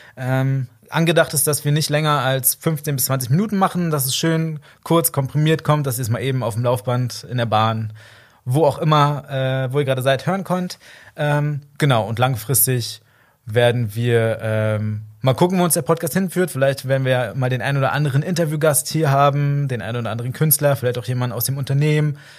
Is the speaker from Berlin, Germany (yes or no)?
yes; Berlin, Germany; now in Cologne, Germany; ich komme nicht hier aus der Region ursprünglich, also ich komme aus Berlin und Umgebung